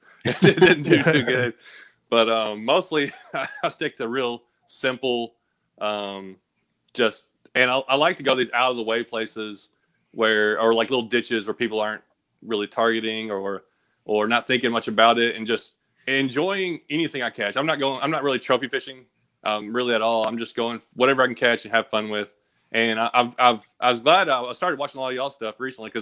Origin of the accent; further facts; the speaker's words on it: Clarksville, Tennessee, United States; also born or lived in Kentucky; now in East Tennessee, United States; I was born in Kentucky, so we kind of moved from Kentucky to Tennessee